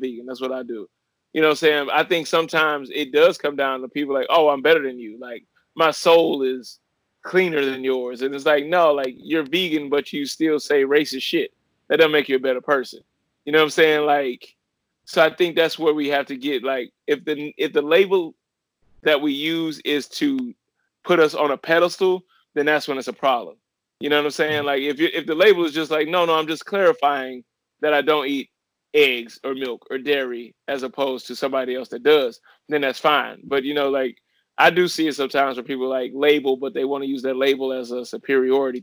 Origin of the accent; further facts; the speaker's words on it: Ferguson, Missouri, United States; moved away; also born or lived in Miami; growing up in Ferguson, Missouri